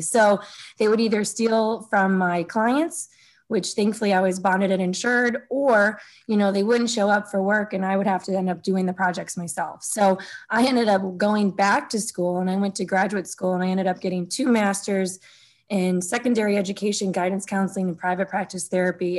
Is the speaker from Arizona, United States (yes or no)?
no; Sunset Hills, Missouri, United States; I grew up in Sunset Hills with two parents that worked a ton